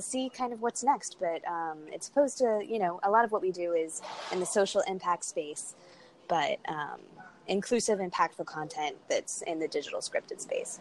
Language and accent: English; Miami, Florida, United States; I grew up in Miami, Florida, in a very diverse family